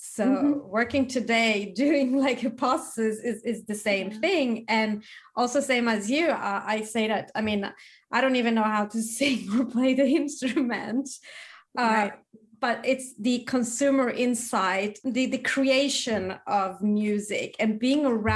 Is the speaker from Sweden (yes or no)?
yes; Sweden; growing up in Sweden